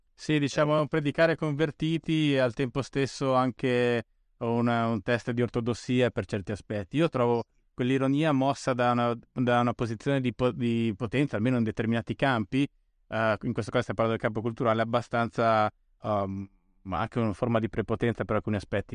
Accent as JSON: {"language": "Italian", "town": "Bolzano", "region": "Trentino-Alto Adige", "country": "Italy", "tie": "born or raised there", "moved": "yes", "lives_now": "Rome, Italy", "said": "vivo a Roma, ma da, sono cresciuto a Bolzano"}